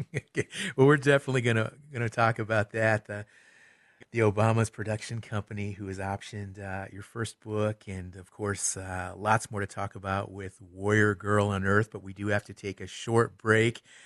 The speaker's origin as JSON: {"language": "English", "region": "Michigan", "country": "United States", "tie": "born or raised there", "said": "spent a lot of time growing up in Michigan"}